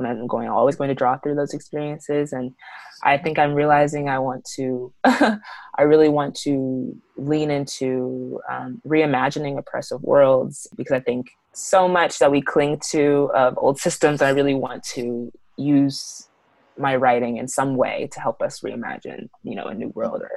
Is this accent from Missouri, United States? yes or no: yes; Kansas City, Missouri, United States; moved away; I'm from Kansas City, Missouri